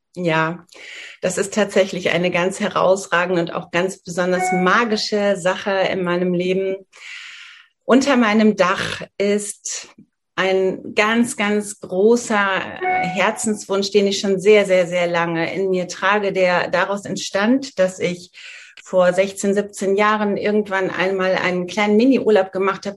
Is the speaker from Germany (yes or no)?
yes; northern Hesse, Germany; moved away; in meiner Heimat, ich komme aus einer sehr ländlichen Region in Nordhessen